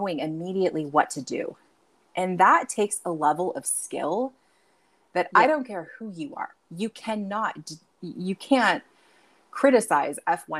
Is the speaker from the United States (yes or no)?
yes; United States; also born or lived in Nevada; growing up in America